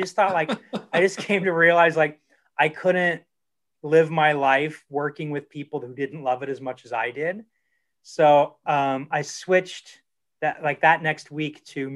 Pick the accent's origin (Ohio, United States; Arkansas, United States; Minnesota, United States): Ohio, United States; Dayton; now in California, United States; I grew up in Dayton, Ohio, in a suburb of Dayton, Ohio, southwestern Ohio